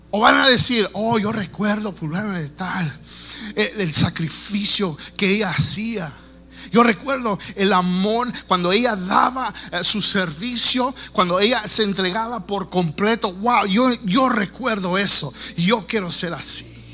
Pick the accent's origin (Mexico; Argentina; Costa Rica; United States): United States; Texas; yo nací aquí en los Estados Unidos, yo soy aquí nativo de, Texas